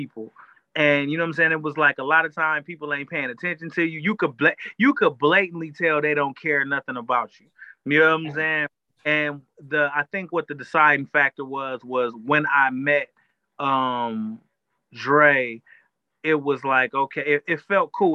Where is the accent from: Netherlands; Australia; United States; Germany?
United States; Flint, Michigan; moved away as an adult; also born or lived in Winter Park, Florida; growing up in Flint, Michigan